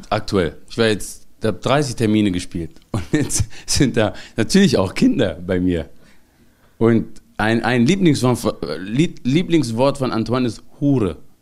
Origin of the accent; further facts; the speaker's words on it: Mössingen, Baden-Württemberg, Germany; now in Cologne, Germany; ich bin Schwabe, eine Mischung aus, also eritreischer Schwabe. Ich bin da aufgewachsen